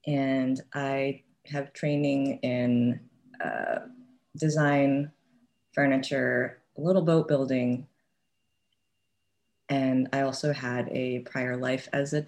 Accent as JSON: {"language": "English", "town": "Santa Maria", "region": "California", "country": "United States", "tie": "born or raised there", "also_born_or_lived": "Bay Area, California", "moved": "as an adult", "lives_now": "Evanston, United States", "said": "I was born and raised and grew up in a small city called Santa Maria, like the Nina, the Pinta, and the Santa Maria. And it felt like a small town."}